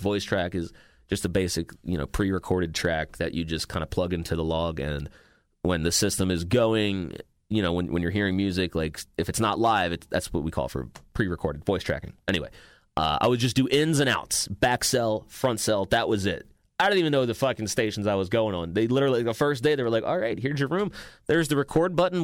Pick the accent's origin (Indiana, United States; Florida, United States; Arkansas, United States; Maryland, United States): Maryland, United States; moved away as an adult; It's my hometown